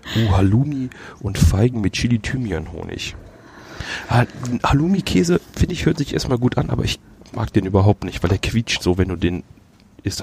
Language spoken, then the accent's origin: German; Düsseldorf, North Rhine-Westphalia, Germany; ich bin ja gebürtiger Düsseldorfer.